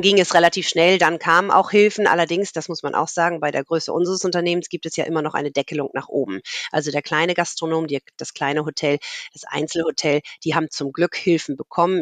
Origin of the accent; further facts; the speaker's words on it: Hamburg, Germany; also born or lived in Munich / France; Ich bin in Hamburg geboren, habe hier Abitur gemacht